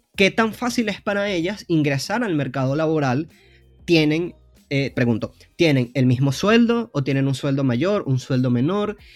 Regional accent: Venezuela; moved away as an adult; also born or lived in Argentina; soy venezolano, para los que no sepan en el podcast, aunque mi, mi, acento creo que me delata. Pero estuve como siete años en Argentina

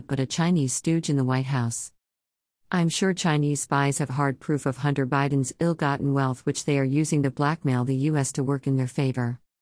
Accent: India; being an Indian

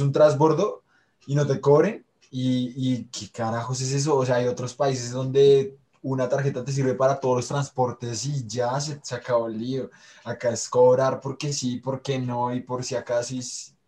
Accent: Colombia; seguimos siendo colombianos y estamos inmersos en este contexto

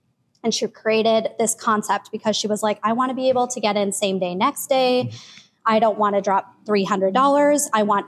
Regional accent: Minnesota, United States; now in Arizona, United States; I'm originally from Minnesota

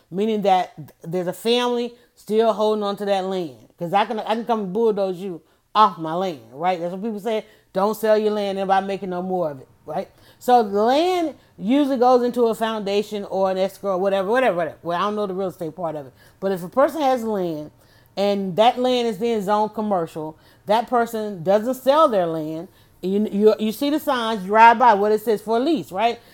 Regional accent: Atlanta, Georgia, United States; I grew up in Atlanta, and my parents were baseball lovers

